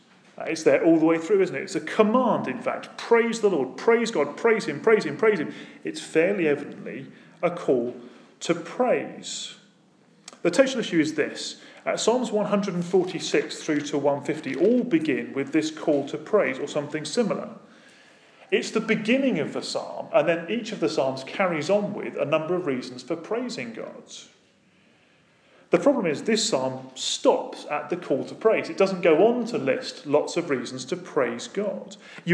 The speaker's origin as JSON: {"language": "English", "country": "United Kingdom", "said": "Now, that might be because we're British, and some of us are British, and we like our praise dialed down to two."}